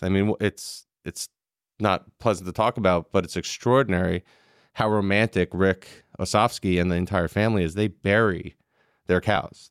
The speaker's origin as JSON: {"language": "English", "area": "Long Island", "region": "New York", "country": "United States", "tie": "born or raised there", "also_born_or_lived": "Manhattan", "said": "I lived in New York until I was six, and then I moved to Long Island where I grew up"}